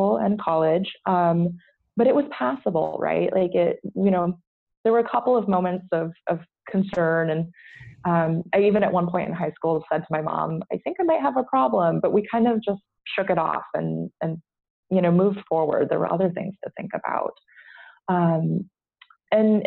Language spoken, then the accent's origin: English; United States; moved away as an adult; now in Brussels, Belgium; I'm not Belgian. I'm an American living here with my husband.